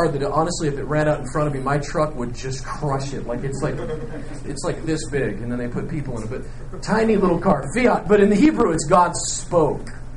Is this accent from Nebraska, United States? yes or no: yes; Nebraska, United States; I grew up in Nebraska